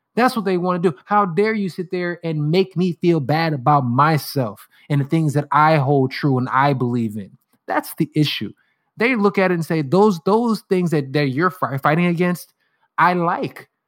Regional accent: United States; as an American

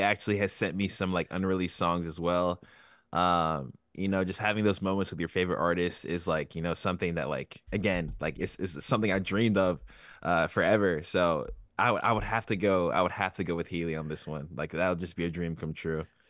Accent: Virginia, United States; I'm from Virginia

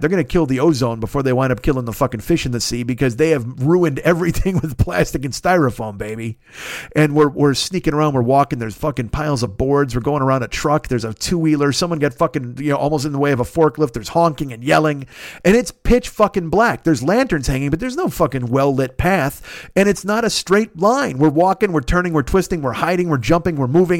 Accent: United States; I was from America

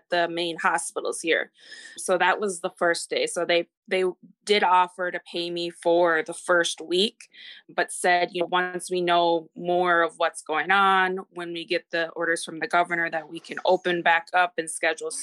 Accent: Minnesota, United States; moved away as an adult; also born or lived in Texas; I am from Minnesota, and I am 33

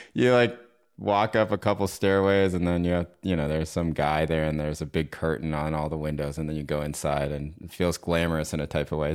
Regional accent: North Carolina, United States; moved away as an adult; also born or lived in Maine / New York City; I went to college in Maine, and I grew up in North Carolina

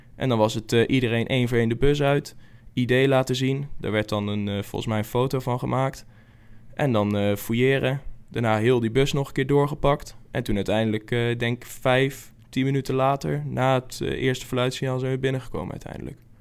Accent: Zevenaar, Gelderland, Netherlands; Waar ik vandaan kom, dat is Zevenaar, is in principe Vitesse-gebied

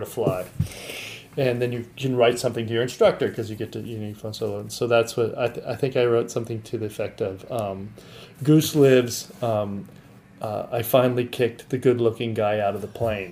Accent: Santa Barbara, California, United States; I grew up in Santa Barbara

